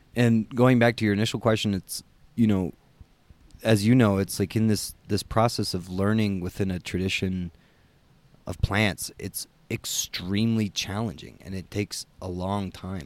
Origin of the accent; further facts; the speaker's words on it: United States; I'm American.